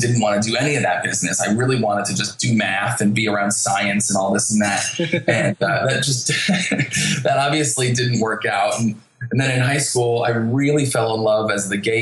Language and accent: English; New Jersey, United States; I'm from New Jersey